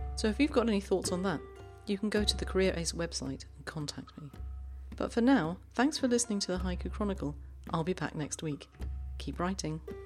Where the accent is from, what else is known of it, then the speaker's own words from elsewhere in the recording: London, United Kingdom; also born or lived in Ireland; now in Zurich, Switzerland; I grew up in South London